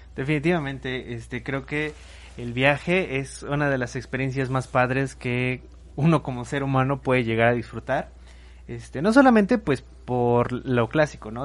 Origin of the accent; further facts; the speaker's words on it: Mexico; nosotros somos de México